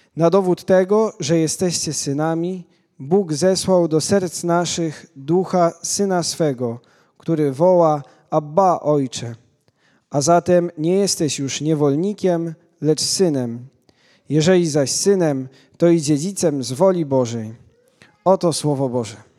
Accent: Łuków, Lublin Voivodeship, Poland; Ja pochodzę z Łukowa

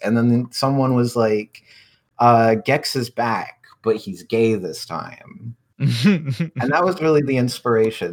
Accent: Canada; I'm from Canada

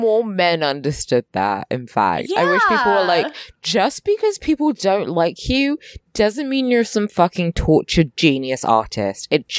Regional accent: New York, United States; I'm from the Bronx. Riverside isn't all that different from the Bronx, right, Julie?

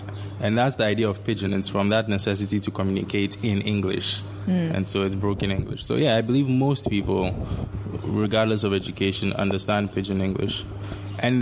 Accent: Ghana; as a Ghanaian

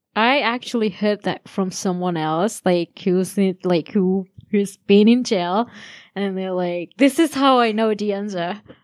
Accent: Sri Lanka; moved away; I'm from Sri Lanka

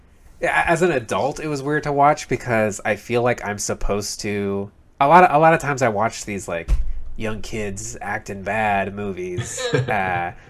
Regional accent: Temecula, California, United States; in my hometown, Temecula, California, fucking hated that town.

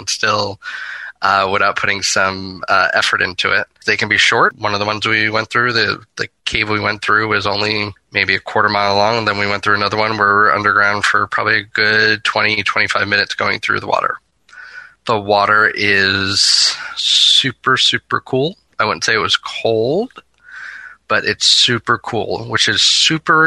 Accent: Florida, United States; my home state of Florida

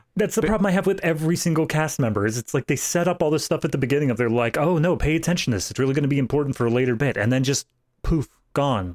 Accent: East Coast, United States; my home state, which is East Coast.

